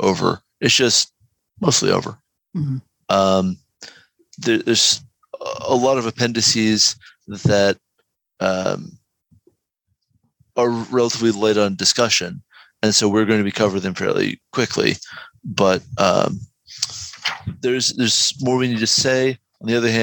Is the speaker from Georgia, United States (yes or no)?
yes; Georgia, United States; I am literally from Georgia.